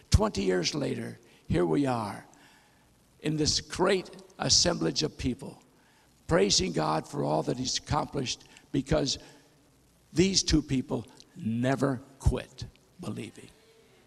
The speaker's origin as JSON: {"language": "English", "region": "North Dakota", "country": "United States", "tie": "born or raised there", "said": "I was born and raised in North Dakota"}